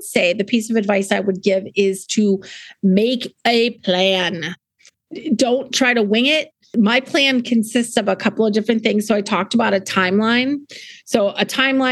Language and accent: English; South Dakota, United States; born or raised there; also born or lived in New England; now in Fredericksburg, United States